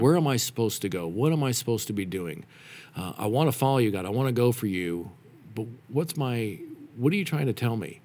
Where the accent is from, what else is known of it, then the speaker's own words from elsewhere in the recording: Reno, Nevada, United States; moved away as an adult; also born or lived in Denver, Colorado; I grew up in Reno, Nevada